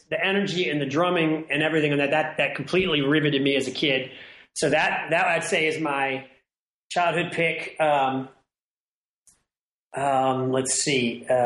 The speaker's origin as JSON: {"language": "English", "country": "Ireland", "said": "you know, I'm an Irish person, and that kind of that sort of that melodic sensibility."}